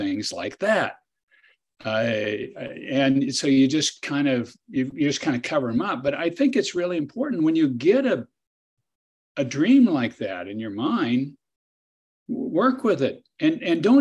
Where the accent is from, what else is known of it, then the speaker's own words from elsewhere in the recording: Kansas, United States; I'd try to practice law near my hometown and farm on the side.